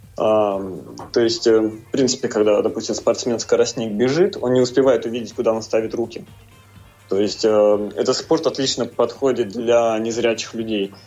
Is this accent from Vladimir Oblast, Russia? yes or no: no; Tomsk, Tomsk Oblast, Russia; я из Томска